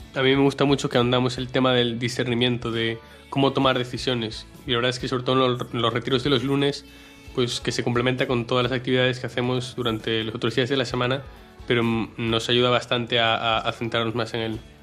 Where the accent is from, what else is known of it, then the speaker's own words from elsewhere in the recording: Marín, Galicia, Spain; tengo 19 años, soy de Marín